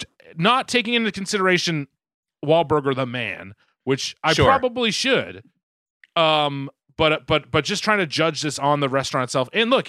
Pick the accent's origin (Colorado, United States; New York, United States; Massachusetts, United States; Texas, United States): Massachusetts, United States; Boston; I was so afraid when I said our triple decker, like the one we grew up in Southie, and I accidentally said that, and they're just gonna fucking my Boston cred is gonna be fucking questioned like always, because I fucking said Southie instead of Dorchester.